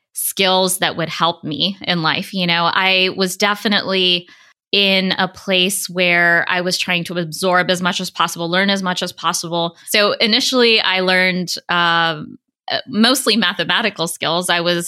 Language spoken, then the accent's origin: English; East Coast, United States; also born or lived in New York City / India / Spring, Texas; Yeah, I was born in New York City and grew up across many locations on the East Coast of the United States, as well as in India.